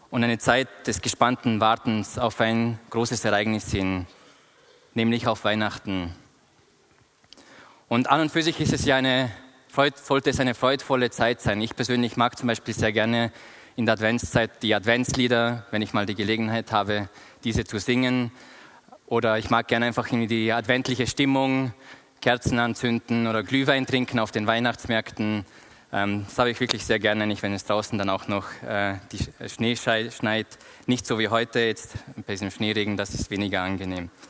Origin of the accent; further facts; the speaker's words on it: Austria; moved away as an adult; now in Bern, Switzerland; Ich bin vor vier Jahren aus Österreich nach Bern gekommen, um meine Doktorarbeit in Theologie zu schreiben.